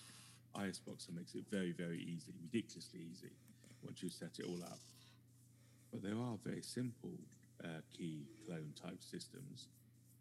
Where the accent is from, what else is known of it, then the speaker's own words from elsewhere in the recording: United Kingdom; I am your British correspondent.